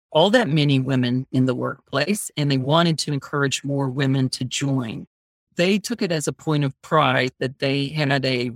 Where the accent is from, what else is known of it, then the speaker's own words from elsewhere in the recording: Georgia, United States; moved away as an adult; now in Washington, D.C., United States; growing up in Georgia